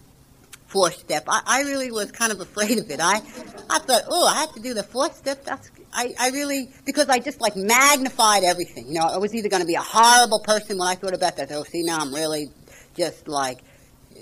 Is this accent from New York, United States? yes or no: no; Jersey City, New Jersey, United States; I grew up in Jersey City